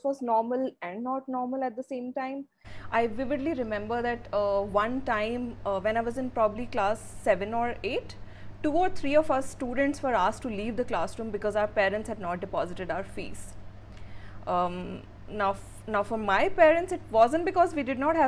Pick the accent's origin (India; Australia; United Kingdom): India; also born or lived in Port Blair, Andaman and Nicobar Islands; I was born in Port Blair, Andamans, into a Sikh family. And I'm the eldest of three siblings. I did my schooling in Delhi and Faridabad.